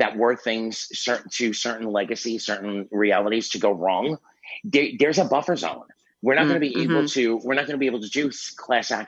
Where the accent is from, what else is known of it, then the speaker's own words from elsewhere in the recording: New York City, New York, United States; My hometown, you know, New York City